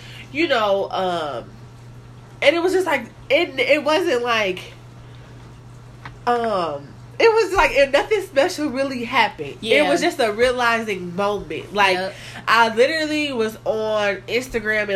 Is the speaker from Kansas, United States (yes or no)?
yes; Kansas City, Kansas, United States; I am from Kansas City, Kansas